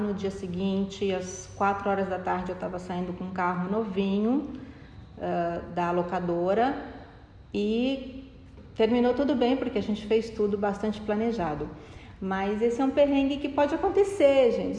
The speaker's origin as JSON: {"language": "Portuguese", "region": "São Paulo", "country": "Brazil", "said": "eu sou de São Paulo"}